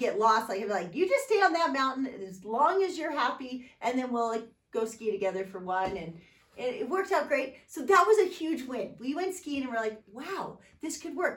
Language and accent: English; San Diego, California, United States; growing up in San Diego